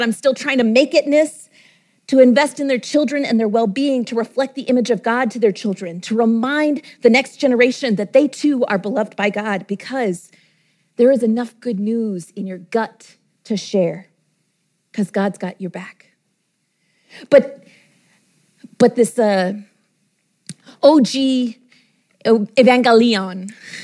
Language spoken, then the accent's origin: English; Texas, United States; my home state of Texas